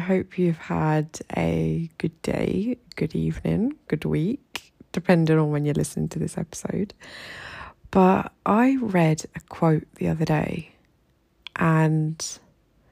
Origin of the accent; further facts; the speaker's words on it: United Kingdom; moved away as an adult; now in Egypt; as a British woman living here in Egypt